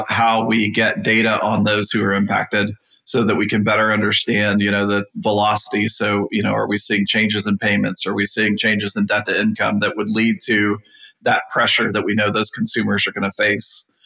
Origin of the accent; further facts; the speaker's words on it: Texas, United States; I'm from Texas